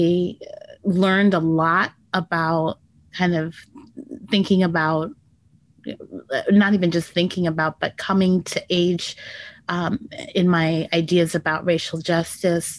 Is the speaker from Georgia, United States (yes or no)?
no; New York City, New York, United States; also born or lived in Chicago; I was born in New York City in 1971